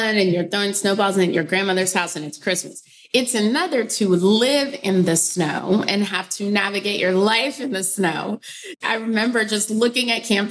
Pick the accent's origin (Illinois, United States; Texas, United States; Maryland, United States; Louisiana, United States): Texas, United States; Round Rock; moved away as an adult; also born or lived in Houston, Texas / Abilene, Texas / New York City; growing up in Texas, I was in Round Rock, Texas, and I also lived in Houston and Abilene